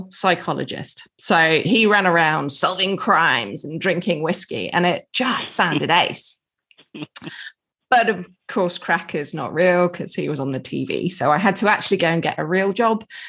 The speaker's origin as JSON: {"language": "English", "region": "England", "country": "United Kingdom", "said": "I'm English"}